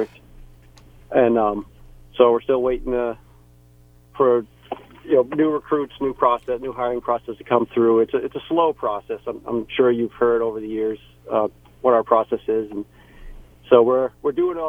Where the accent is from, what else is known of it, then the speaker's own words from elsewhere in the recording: Ashland, New Hampshire, United States; moved away as an adult; also born or lived in Plymouth, New Hampshire; now in North Country, New Hampshire, United States; as a kid, I grew up in the Ashland area.